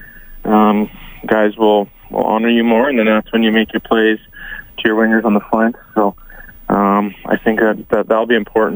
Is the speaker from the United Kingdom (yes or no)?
no; St. Albert, Alberta, Canada; I'm from St. Albert